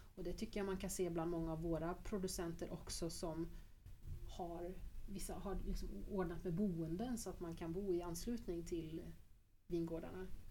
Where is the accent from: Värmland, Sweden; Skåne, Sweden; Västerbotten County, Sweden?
Värmland, Sweden; Grums; Grums där jag kommer ifrån